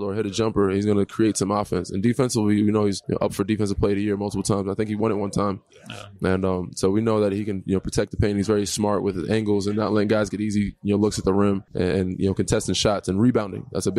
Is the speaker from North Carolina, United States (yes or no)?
no; New York, United States; now in Toronto, Canada; I'm from New York. I'm on the East Coast, so Northeast.